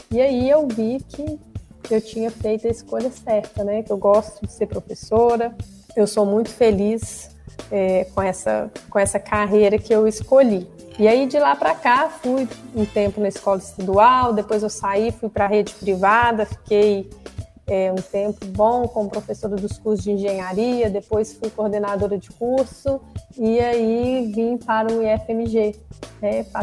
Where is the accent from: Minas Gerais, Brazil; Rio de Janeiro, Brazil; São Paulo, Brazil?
Minas Gerais, Brazil; Cláudio; É, bom, Neto, eu sou natural de Cláudio, eu fui nascida, criada lá em Cláudio, moro lá até hoje, trabalho aqui em Arcos.